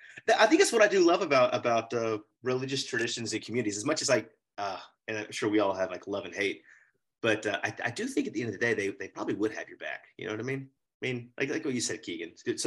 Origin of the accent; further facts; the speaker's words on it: Austin, Texas, United States; I grew up in Austin in a very Baptist, well, preschool all the way through high school and church in the same place in a private school.